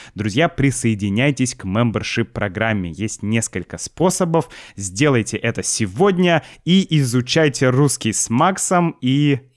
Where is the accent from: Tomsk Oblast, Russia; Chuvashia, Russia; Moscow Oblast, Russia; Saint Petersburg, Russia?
Saint Petersburg, Russia; мое детство в Санкт-Петербурге